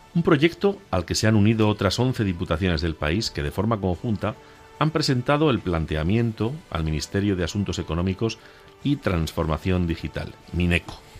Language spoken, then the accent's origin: Spanish; Agudo, Castilla-La Mancha, Spain; moved away; Soy de pueblo, sí. Soy rural. Soy castellano manchego